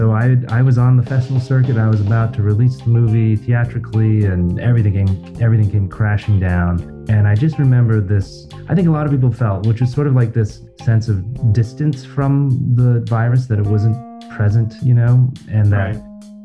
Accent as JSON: {"language": "English", "region": "Ontario", "country": "Canada", "tie": "born or raised there", "also_born_or_lived": "Montreal, Canada", "moved": "as an adult", "said": "I grew up in Canada. I'm originally from Ontario, and I had lived in Montreal for 20 plus years, but recently returned because I have a young family, a young daughter, and my partner is American from Minneapolis. So it made more sense to be in Ontario."}